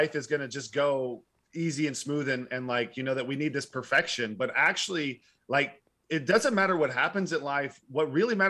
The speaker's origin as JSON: {"language": "English", "town": "Arlington", "region": "Texas", "country": "United States", "tie": "born or raised there", "also_born_or_lived": "Fort Worth", "said": "So I grew, Texas. I was born in Fort Worth. I grew up in Arlington and I moved like 12 times as a kid."}